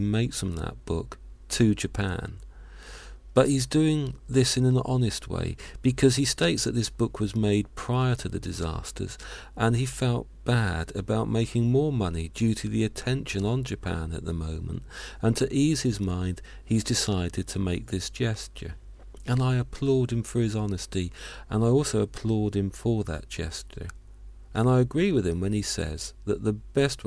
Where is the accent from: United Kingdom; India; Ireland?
United Kingdom; Hampshire, South East England; I was born in Hampshire. I was raised in Hampshire